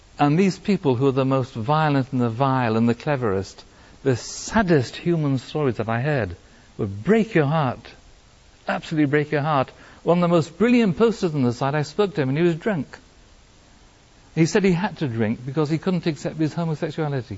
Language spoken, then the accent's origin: English; Wales, United Kingdom; now in France; I'm Welsh in origin